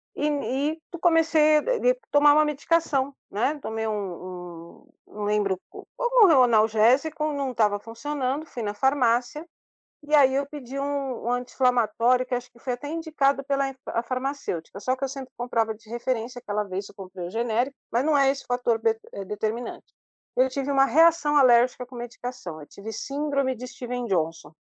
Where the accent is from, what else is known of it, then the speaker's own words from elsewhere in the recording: São Paulo, Brazil; nascida e criada em São Paulo, vivo